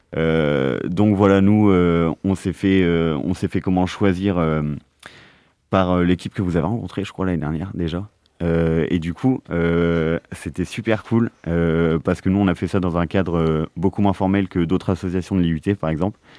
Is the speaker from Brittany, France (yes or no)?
yes; Plougastel-Daoulas, Brittany, France; je suis de Plougastel une petite ville à côté de Brest